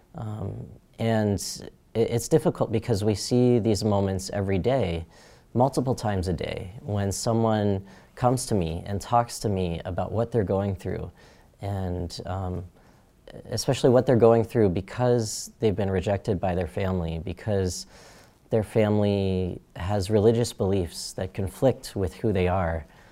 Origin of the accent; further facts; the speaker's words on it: Phoenix, Arizona, United States; I was born in Phoenix, Arizona, and that's where I grew up